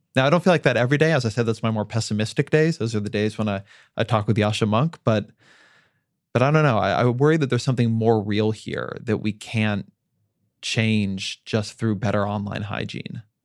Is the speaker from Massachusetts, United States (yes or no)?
no; Orange County, California, United States; my hometown of Orange County